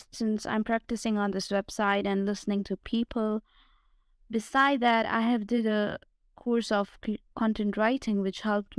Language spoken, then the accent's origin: English; Pakistan; English is a second language; I'm from Pakistan.